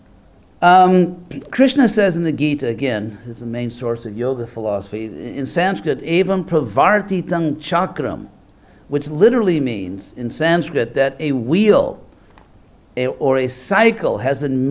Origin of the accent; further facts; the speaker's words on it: California, United States; I'm from California